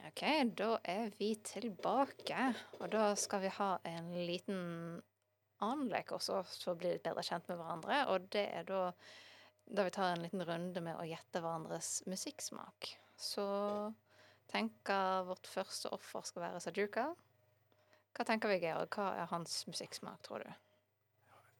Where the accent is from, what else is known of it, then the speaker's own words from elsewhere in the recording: Bergen, Vestland, Norway; jeg har bare bodd i Bergen